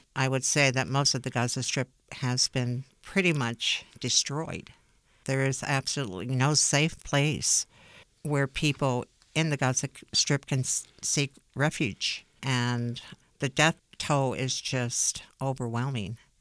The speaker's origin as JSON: {"language": "English", "country": "United States", "said": "I am Jewish American"}